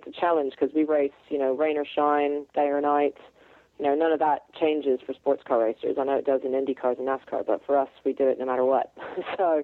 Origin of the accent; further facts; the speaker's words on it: California, United States; moved away as an adult; I grew up in California. I spent the first 21 years of my life there, really.